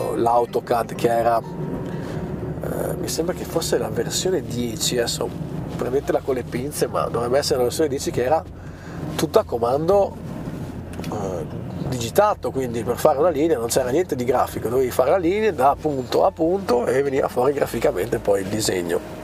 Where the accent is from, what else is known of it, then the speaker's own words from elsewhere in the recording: Bolzano, Trentino-Alto Adige, Italy; sono di Bolzano